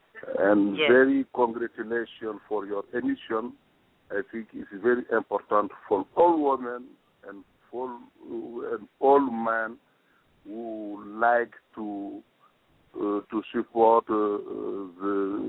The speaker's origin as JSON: {"language": "English", "country": "Senegal", "said": "I come from Senegal, the country of Teranga. It's a country from West Africa."}